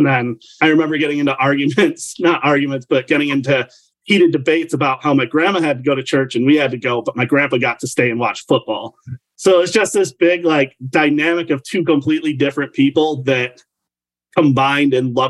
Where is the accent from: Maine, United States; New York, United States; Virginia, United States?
New York, United States; also born or lived in Nevada / Germany; So I was a military brat growing up. I was born in Nevada and then moved to Germany at a super young age. So once my parents got separated, I moved to middle of nowhere, New York.